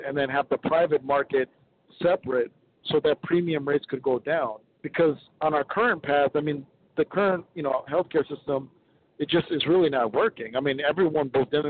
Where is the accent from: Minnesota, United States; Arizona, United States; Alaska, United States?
Minnesota, United States; my home state of Minnesota